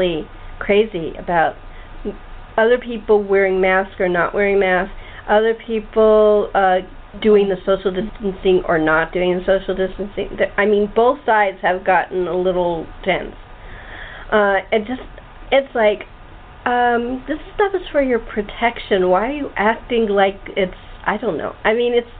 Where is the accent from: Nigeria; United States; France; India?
United States; California; also born or lived in Chicago